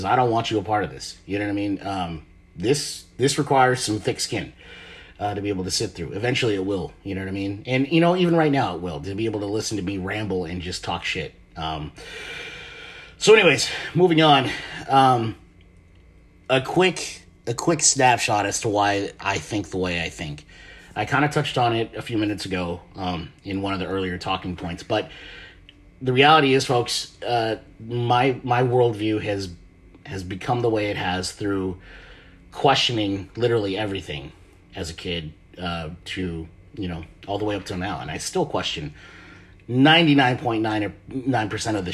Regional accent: Marshall Islands; born there; I'm a Pacific Islander. I was born in the Marshall Islands, which is a part of uh, Greater Micronesia, which is out in the South Pacific Ocean.

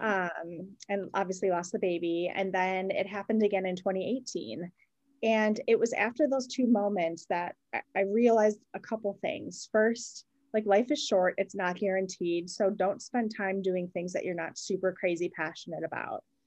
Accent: Wisconsin, United States; I was born and raised in Wisconsin, um, a total Midwestern girl

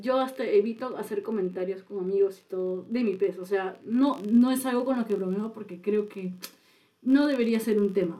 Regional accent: Lima, Peru; also born or lived in Chiclayo, Peru; yo nací en Chiclayo, que es una provincia de, Perú, y después vine a Lima

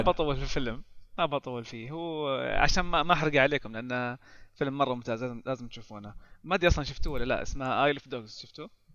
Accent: Saudi Arabia; عندنا في السعوديه

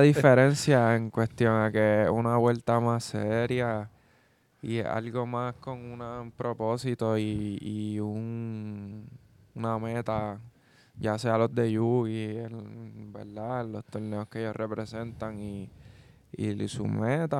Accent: Puerto Rico; Hay muchos boricuas que vamos

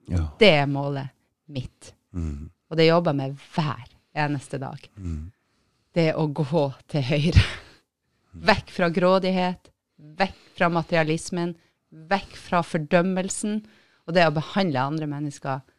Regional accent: Northern Norway, Norway; For det første så er jeg jo nordlending når vi er på Østlandet

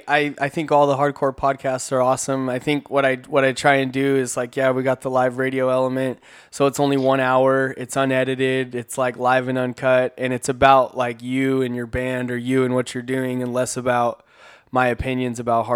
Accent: Corona, California, United States; I grew up in Corona, which is, like, pretty north of San Diego, but just up to 15.

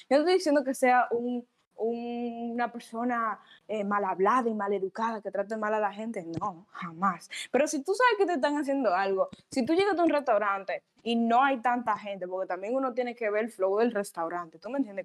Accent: Dominican Republic; como mujer dominicana

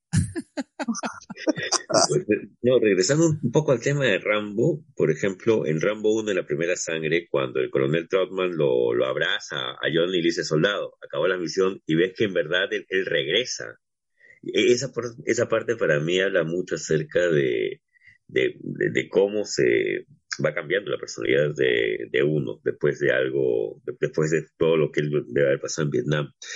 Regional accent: Peru; al menos uno como peruano

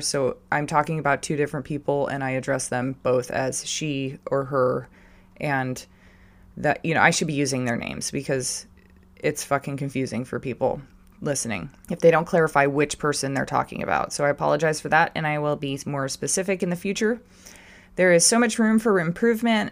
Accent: California, United States; still the same shit kicker I was growing up in California

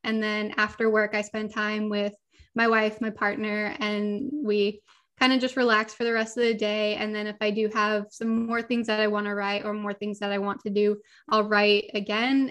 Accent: Los Angeles, California, United States; I grew up, I was born and raised in Southern California, Los Angeles, never left here

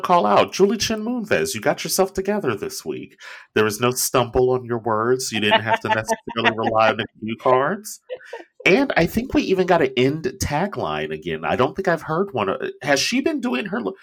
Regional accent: Cincinnati, Ohio, United States; moved away as an adult; I moved away from Cincinnati the moment I graduated high school

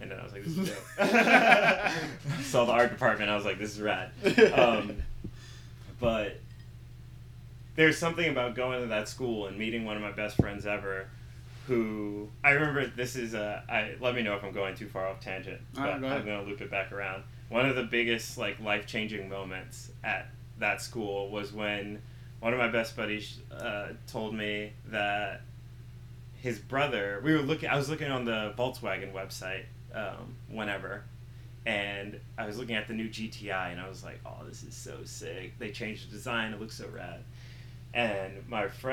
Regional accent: Upper Darby, Pennsylvania, United States; also born or lived in Philadelphia; where I'm from, and I'm from Upper Darby, Pennsylvania

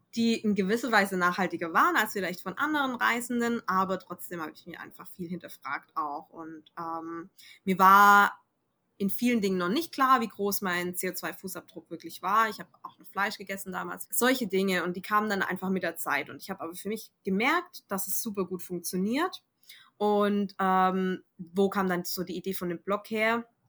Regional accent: Germany; bei uns in Deutschland

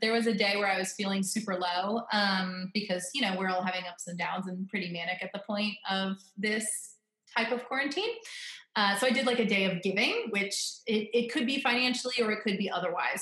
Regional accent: Florida, United States; now in Northern Virginia, United States; I'm from Florida, so I'm always depressed in the wintertime when I'm living in Northern Virginia because this is where my husband's from

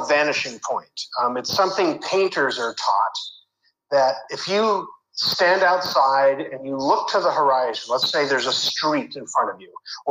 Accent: Campbell, California, United States; I grew up in Northern California, San Jose, technically Campbell, is right in the heart of Silicon Valley

